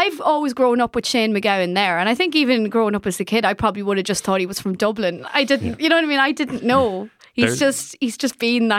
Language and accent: English; London, United Kingdom; Both my parents are Irish. I grew up listening to Irish music. I am not Irish like maybe, you know, the home country people are Irish. But the London Irish thing is an identity in itself.